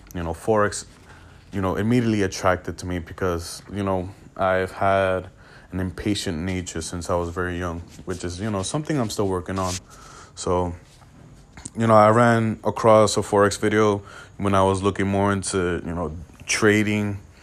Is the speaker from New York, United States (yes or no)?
yes; New York City, New York, United States; I'm from New York City, grew was, uh, born and raised here